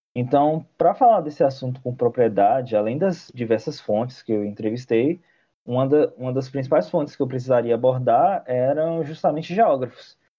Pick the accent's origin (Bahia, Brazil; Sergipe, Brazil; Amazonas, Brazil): Bahia, Brazil; interior of; Eu, eu cresci na cidade do interior da Bahia, que fica a 600 quilômetros de Salvador